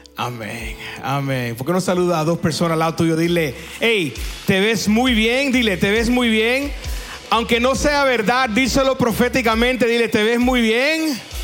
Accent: United States; Spanish is a second language; also born or lived in Cuba (ancestry) / Peru; now in Lima, Peru; yo soy cubano de descendencia, pero nacido en los Estados Unidos, entonces a veces mi, mi Spanish no es good looking

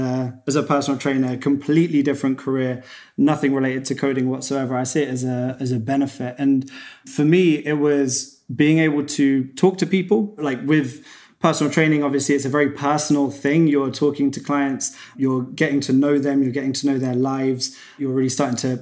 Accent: Cambridge, East of England, United Kingdom; I was back in my hometown, Cambridge in England.

